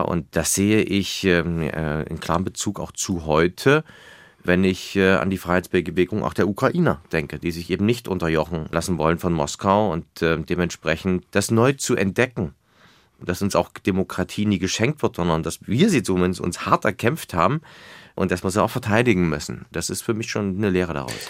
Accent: Weimar, Thuringia, Germany; ich komme aus Weimar, äh, mein Wahlkreis

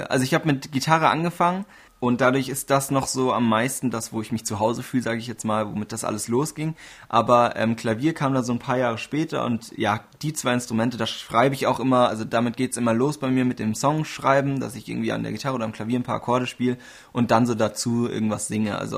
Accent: Bavaria, Germany; Aber ja, streng genommen, so von der Definition her, tatsächlich bin ich Oberbayer.

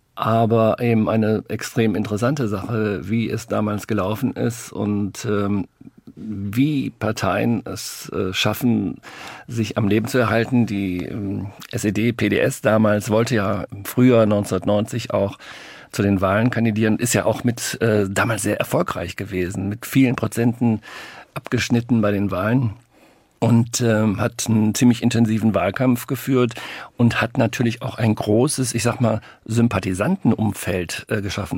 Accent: North Rhine-Westphalia, Germany; wir kommen beide aus Nordrhein-Westfalen

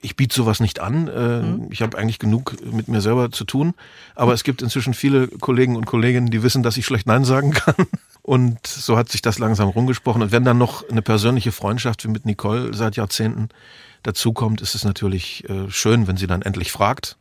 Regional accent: the West, West Germany, Germany; also born or lived in Lusatia (family origin); da ich ja eine ostdeutsche Herkunft habe, wir stammen ja aus der Lausitz, auch wenn ich im Westen aufgewachsen bin

